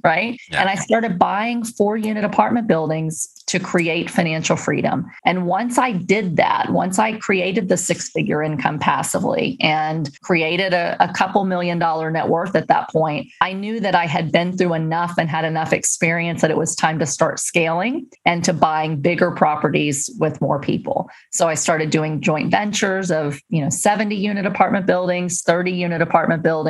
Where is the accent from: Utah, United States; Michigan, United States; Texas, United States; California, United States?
Texas, United States; I was raised in Section 8 housing in Texas